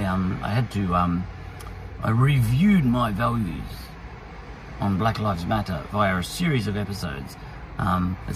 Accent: Australia; I'm an Australian

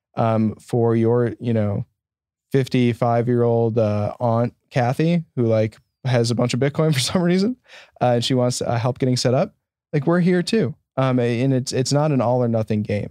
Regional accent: Janesville, Wisconsin, United States; growing up in Southern Wisconsin as a Bears fan

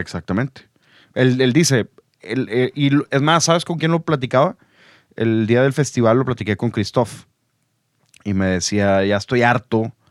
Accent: Monterrey, Nuevo León, Mexico; soy de aquí de Monterrey

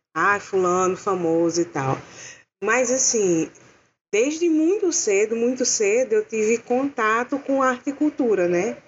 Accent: interior of Paraíba, Brazil; eu sou natural do interior da Paraíba, eu nasci assim, mais perto do Ceará do que de João Pessoa

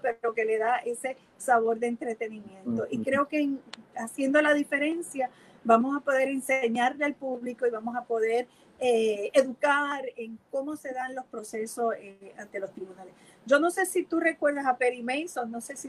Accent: Puerto Rico; de esta mezcla que somos los puertorriqueños, los boricuas

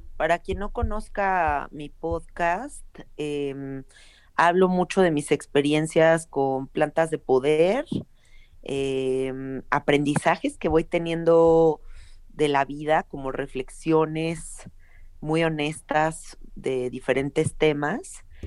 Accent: Mexico City, Mexico; yo nací en la Ciudad de México y toda mi vida he vivido acá.

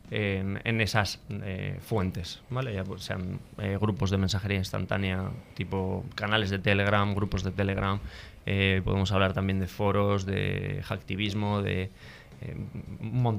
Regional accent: San Sebastián, Basque Country, Spain; De Donostia.

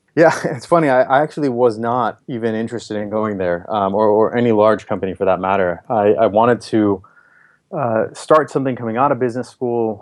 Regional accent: Minnesota, United States; moved away as an adult; also born or lived in Boston; now in Bay Area, United States; I grew up in Minnesota, went to school in Boston

